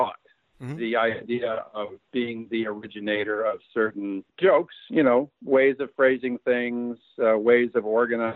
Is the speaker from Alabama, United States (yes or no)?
no; San Francisco, California, United States; I was born in San Francisco, and my parents were very young. We kind of all grew up together.